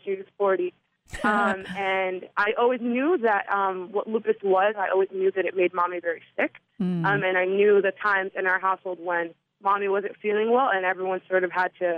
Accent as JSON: {"language": "English", "town": "New York City", "region": "New York", "country": "United States", "tie": "born or raised there", "said": "I'm from New York"}